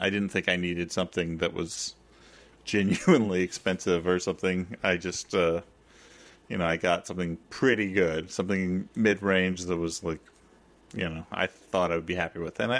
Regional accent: New York, United States; I, as a New Yorker, haven't driven in a serious way for nigh on 17 years now.

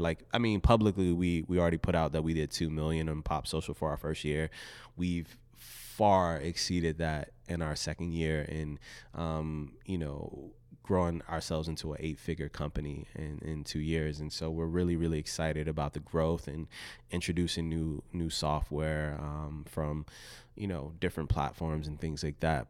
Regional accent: Richmond, Virginia, United States; I was raised in Southside Richmond, Virginia.

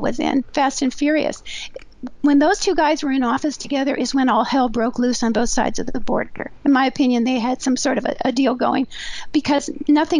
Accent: Southern California, United States; also born or lived in New Mexico; I'm from Southern California

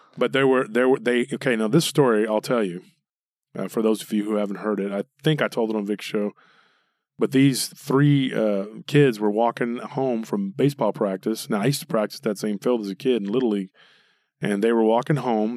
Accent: Taylor, Texas, United States; born or raised there; moved away

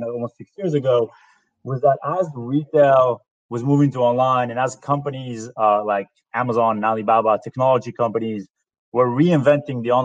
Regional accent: Israel; moved away as an adult; also born or lived in New York; now in United States; I'm originally from Israel. I moved to the U.S. Approximately 13 years ago.

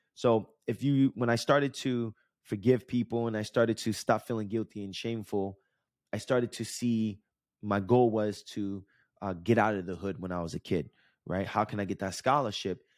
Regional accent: New Jersey, United States; I grew up in Jersey and Jersey Shore, not in Jersey Shore, but the, the beach that we went to was in Jersey Shore

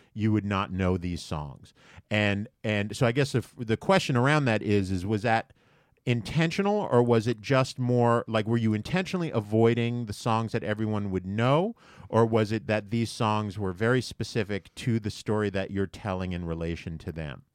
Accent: New York, United States; I grew up in New York

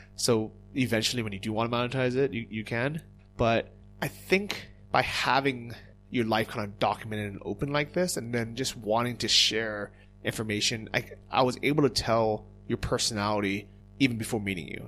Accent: United States; first language English; moved away; English is our first language, that we're native English speakers, Americans

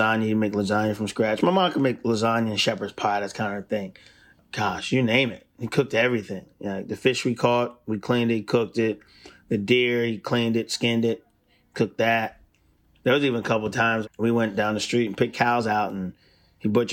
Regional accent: Milton, Delaware, United States; moved away as an adult; now in Nashville, United States; growing up in Delaware was cool

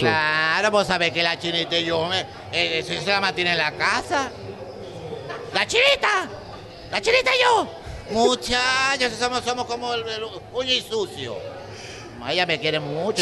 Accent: Maracaibo, Zulia, Venezuela; yo nací en Santa Lucía

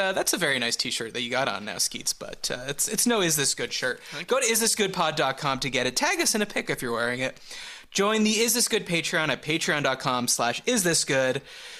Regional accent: Montreal, Quebec, Canada; growing up in Montreal

